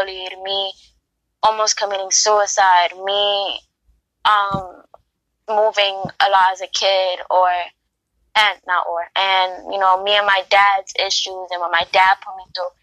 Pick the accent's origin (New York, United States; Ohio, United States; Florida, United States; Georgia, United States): New York, United States; New York City; I grew up in the Bronx, so I'm a Bronx girl